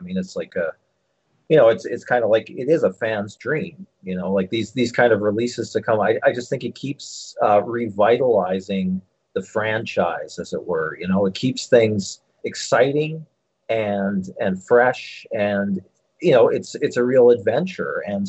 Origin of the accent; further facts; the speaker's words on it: Philadelphia, Pennsylvania, United States; born there; I was born in Philadelphia. When I was 15 years old, I returned to the city of my birth for my first … convention